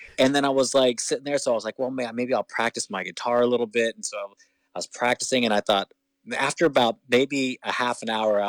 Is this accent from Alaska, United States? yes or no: no; Kansas, United States; moved away as an adult; now in New York, United States; We're from Kansas originally. And I actually met her about 5 days before I moved from Kansas to New York to pursue my dream.